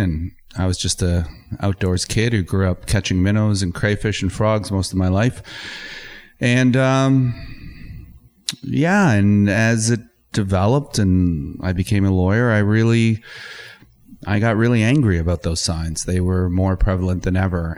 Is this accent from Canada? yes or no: yes; Kitchener, Ontario, Canada; I grew up in Kitchener